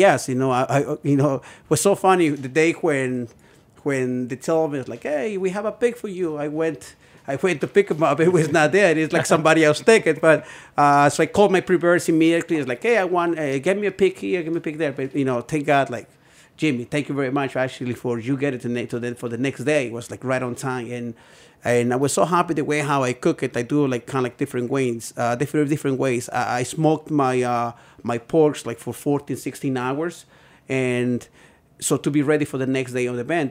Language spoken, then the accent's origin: English; Puebla, Mexico; moved away as an adult; now in Brooklyn, United States; I'm from Puebla. Basically, like, a two hours to Mexico City, you know? So I'm, I'm, I'm coming from a little town in, in Puebla